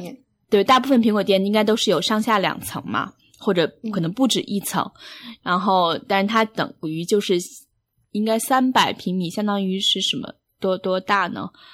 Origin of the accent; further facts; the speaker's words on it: China; now in New York, United States; 作为一个中国人的心理